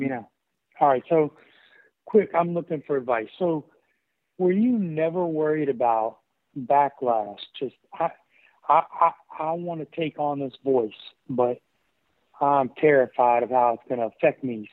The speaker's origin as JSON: {"language": "English", "area": "the Appalachians", "region": "Western Virginia", "country": "United States", "tie": "born or raised there", "said": "I grew up in Virginia, but uh, uh, Western Virginia, the Appalachians."}